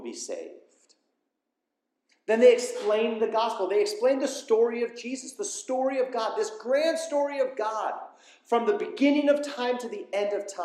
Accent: Southern California, United States; I grew up in Southern California

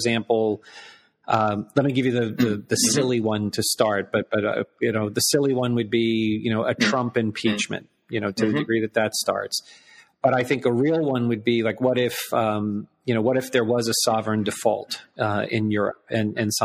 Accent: United States; as an American

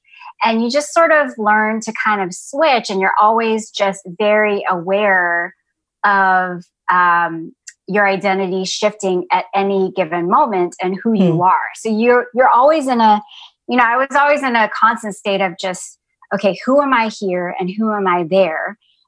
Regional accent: Atlanta, Georgia, United States; moved away as an adult; also born or lived in San Jose, California / Ohio; now in North Carolina, United States; even though I was born in San Jose, California, I mostly grew up in Atlanta, Georgia, and so I'm the first Southeastern Asian on your podcast

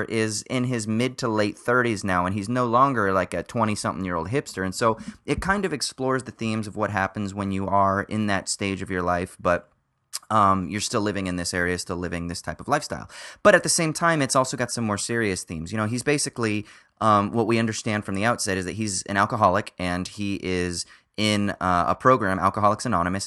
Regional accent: Orange County, California, United States; also born or lived in Los Angeles, California; grew up in Orange County

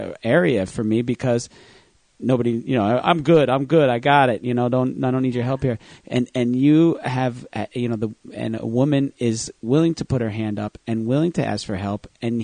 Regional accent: New Jersey, United States; accent: New Jersey; I just put my New Jersey accent on.

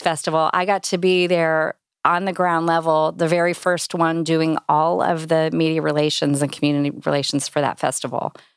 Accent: Indianapolis, Indiana, United States; also born or lived in Cincinnati / Carmel, Indiana; Indy's my hometown. This is, this is where I grew up

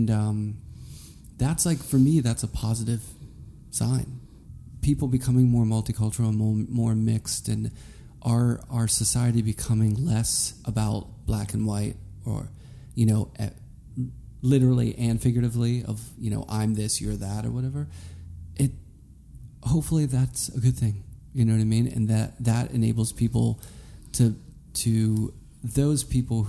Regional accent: Carnegie, Pennsylvania, United States; moved away; also born or lived in Pittsburgh; I grew up in Carnegie, but I would hang out downtown all the time and go to Oakland.

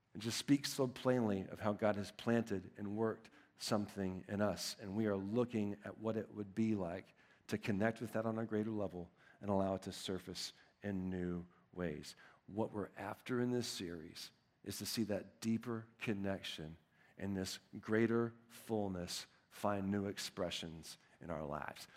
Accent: Texas, United States; I'm from Texas

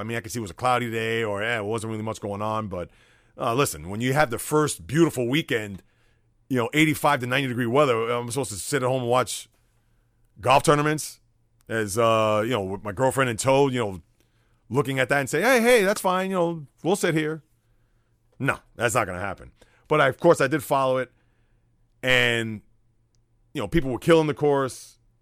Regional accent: New York City, New York, United States; as a young boy growing up in the Bronx

